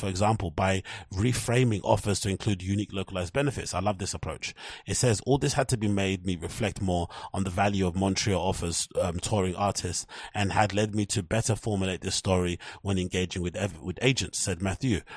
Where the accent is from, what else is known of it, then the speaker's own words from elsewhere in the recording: United Kingdom; as U K people, as British people